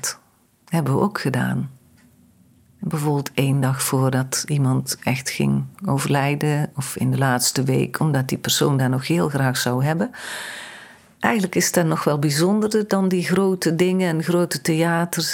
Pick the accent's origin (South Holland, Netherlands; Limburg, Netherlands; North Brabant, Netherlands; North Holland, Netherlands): North Brabant, Netherlands; Vinkel; also born or lived in Heeswijk / Dinther; Ik ben geboren in Vinkel. Daar ben ik tot mijn negen jaar naar school gegaan ook